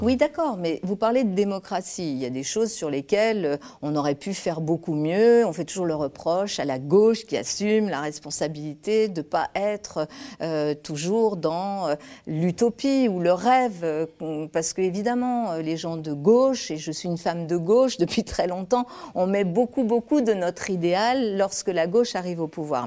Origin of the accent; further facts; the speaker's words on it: Lyon, Auvergne-Rhône-Alpes, France; also born or lived in Spain; je suis née en Espagne, je viens d'un milieu ouvrier, euh, j'ai grandi à Lyon, dans une cité